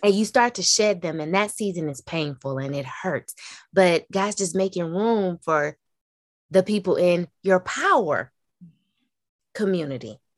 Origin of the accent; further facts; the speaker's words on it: the South, United States; growing up in the South, in a Black family